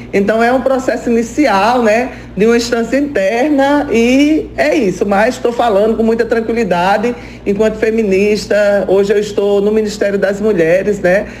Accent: Curral Velho, Paraíba, Brazil; Eu sou sertaneja, sou lá do Vale do Pinhacó, da cidade de Curral Velho

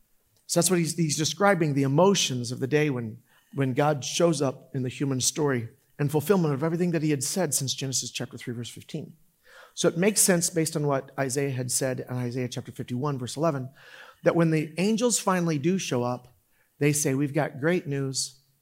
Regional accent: Orlando, Florida, United States; I grew up in Orlando.

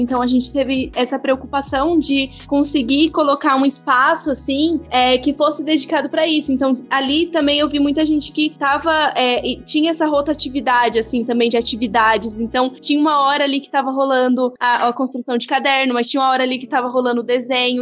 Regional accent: Barueri, São Paulo, Brazil; eu vim, eu vim da Zona Oeste, né? Eu, eu sou de Barueri

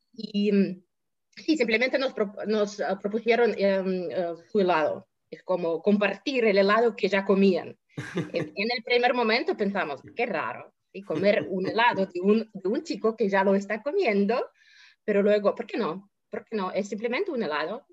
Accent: Russia; aquí, por ejemplo, en Rusia siempre tuvimos y seguimos

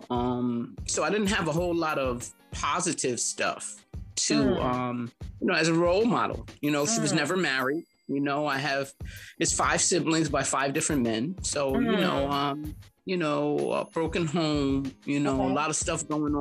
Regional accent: New York City, New York, United States; I'm from Harlem, you know, I'm a 60s baby

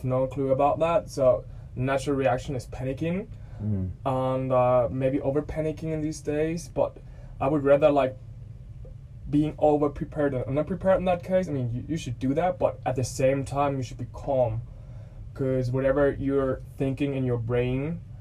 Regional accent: Germany; first language German; English is a second language; moved away as an adult; now in Australia; English is not my native language

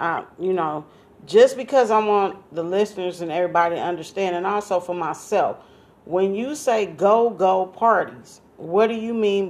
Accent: the West, United States; because you're from the South and I'm from the West, maybe we call it something different.

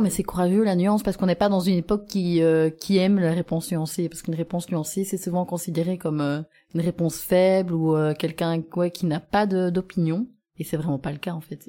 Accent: Gembloux, Wallonia, Belgium; moved away as an adult; also born or lived in Louvain-la-Neuve; now in Auderghem, Belgium; j'habite à Odergem mais je viens de Jean Blou

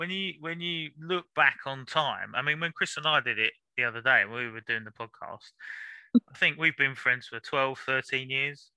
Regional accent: London, United Kingdom; moved away as an adult; also born or lived in Lambeth, South London; now in Norfolk, United Kingdom; I was born South London as well. I was born in King's College. So that's in, Lambeth, I think it is. But lived in North London until 5-6 years ago

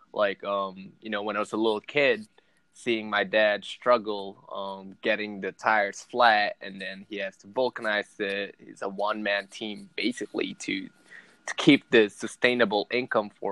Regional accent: Caloocan, Metro Manila, Philippines; moved away; I was born and raised in the Philippines in Manila, Caloocan City

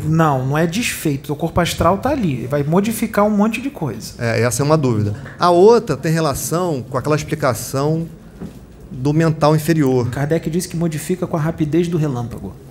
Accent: Rio de Janeiro, Brazil; sou aqui do Rio. Do Rio de Janeiro.

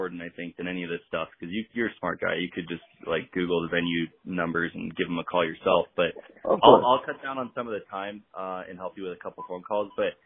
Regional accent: Riverside, California, United States; I was born in Riverside, California

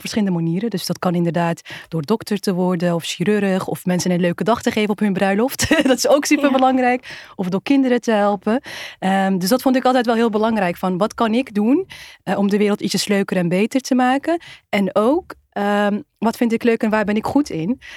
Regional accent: Netherlands; Wij zijn ook Nederlanders

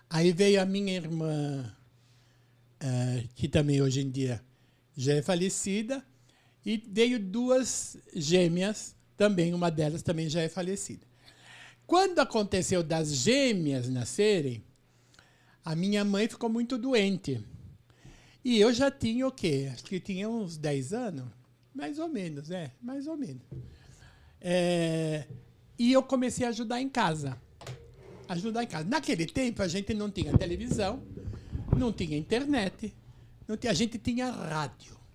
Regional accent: São Paulo, Brazil; Não, eu sou de São Paulo.

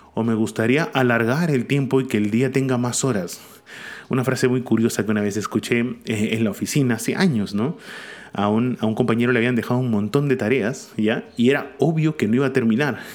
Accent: Peru; Acá en Perú, y hablo como peruano

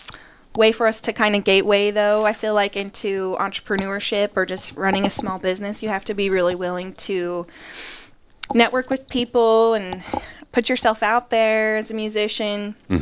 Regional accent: Rocky Mountains, United States; now in Appalachian Mountains, United States; I named it Two Peak Studios because we're from the Rocky Mountains, right?

